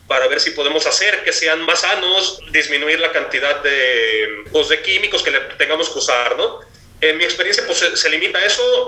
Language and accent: Spanish; Jalisco, Mexico; yo soy de Jalisco